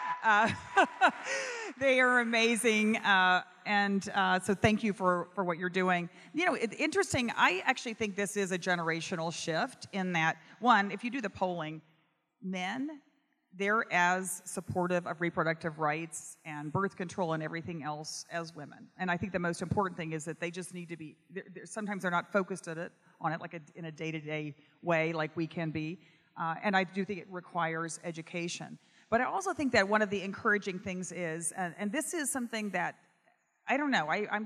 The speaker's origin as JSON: {"language": "English", "region": "Texas", "country": "United States", "tie": "born or raised there", "also_born_or_lived": "Austin", "said": "when I was growing up in Texas."}